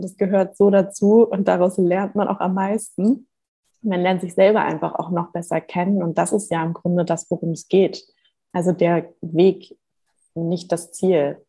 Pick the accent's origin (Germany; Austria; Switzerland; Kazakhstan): Germany; Hamburg; moved away as an adult; now in Gran Canaria, Spain; ich bin geboren und aufgewachsen in Hamburg